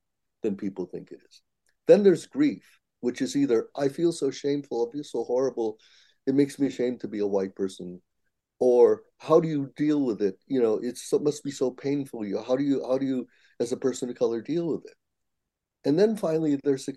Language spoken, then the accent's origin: English; United States; I'm Japanese American